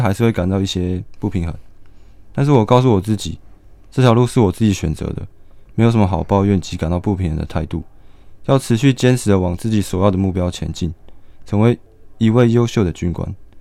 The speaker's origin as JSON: {"language": "Chinese", "town": "Hualien", "region": "Hualien County", "country": "Taiwan", "tie": "born or raised there", "said": "我从小也是从花莲成长，是一个道地的花莲人"}